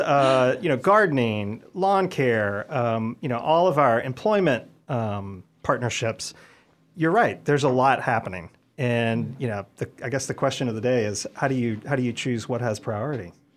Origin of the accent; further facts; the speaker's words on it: Mississippi, United States; moved away as an adult; my home state in Mississippi